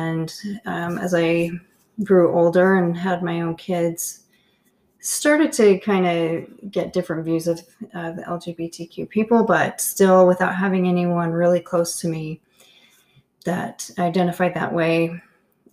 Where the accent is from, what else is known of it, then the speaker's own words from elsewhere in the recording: Canada; I grew up in Canada